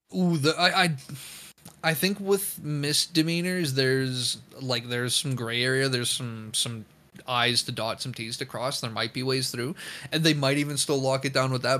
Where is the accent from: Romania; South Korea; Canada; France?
Canada; me as a Canadian